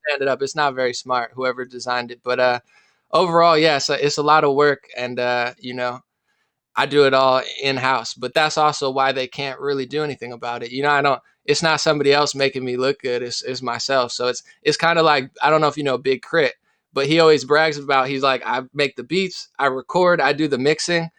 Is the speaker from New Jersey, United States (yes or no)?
yes; Central New Jersey, United States; moved away as an adult; also born or lived in West Virginia; now in California, United States; I'm from New Jersey